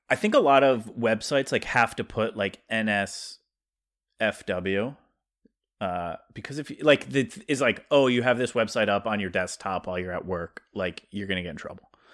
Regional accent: South Dakota, United States; accent: South Dakota; my South Dakota accent

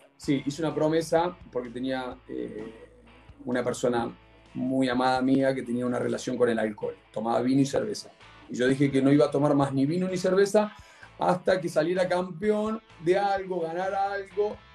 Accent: Argentina; now in Chile; como típico argentino

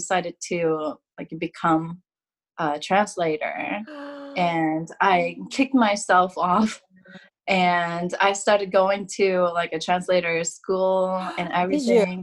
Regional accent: Kanagawa, Japan; moved away as an adult; now in Ohio, United States; So I used to live in Kanagawa. I'm from Kanagawa originally.

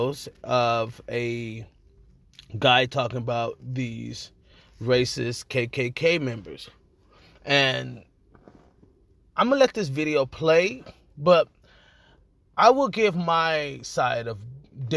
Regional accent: Los Angeles, California, United States; I am from Los Angeles, California

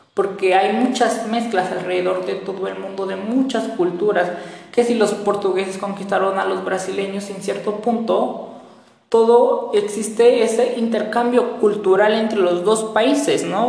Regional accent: Mexico; los mexicanos como tal estamos constituidos por muchas, muchas, muchas culturas

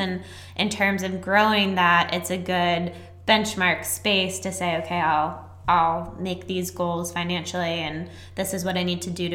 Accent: Annapolis, Maryland, United States; I'm from nice, preppy Annapolis.

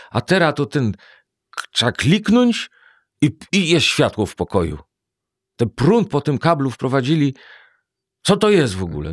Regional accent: Warsaw, Masovian Voivodeship, Poland; jak się urodziłem i mieszkam w Warszawie

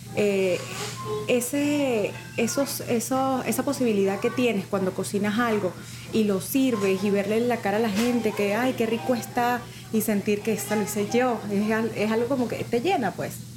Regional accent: Mérida, Venezuela; moved away as an adult; also born or lived in Caracas; now in United States; yo soy de Mérida, ¿verdad? Em, vivía con mi abuela

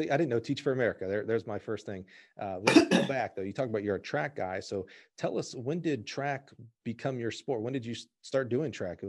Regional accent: Florida, United States; I was born in Florida.

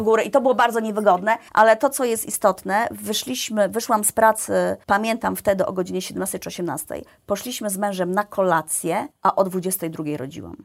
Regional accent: Iława, Warmian-Masurian Voivodeship, Poland; moved away as an adult; also born or lived in Toruń; Ja jestem z mniejszego miasta, pochodzę z Iławy.

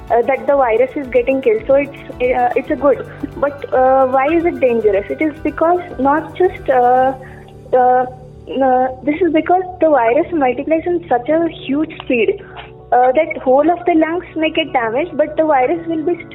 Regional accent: Hubli, Karnataka, India; I am from Hubli, Karnataka.

